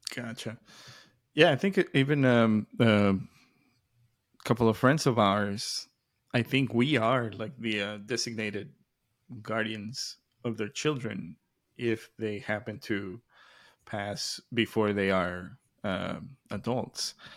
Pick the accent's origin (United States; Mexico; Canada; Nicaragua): Mexico; moved away; growing up in Mexico